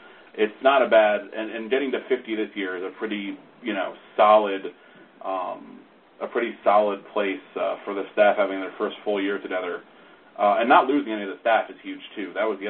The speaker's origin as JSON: {"language": "English", "town": "New York City", "region": "New York", "country": "United States", "said": "I'm from the Bronx and I used to run up the steps at Yankee Stadium"}